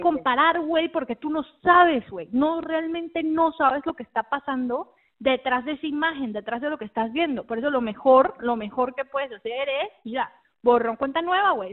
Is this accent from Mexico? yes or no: yes; Mexico; accent: a bit Mexican, a bit Argentine; also born or lived in United States; now in Argentina; yo nací en Argentina, pero prácticamente me crié en México. Eh, así que me acento a ser un poco mexicano, un poco argentino a veces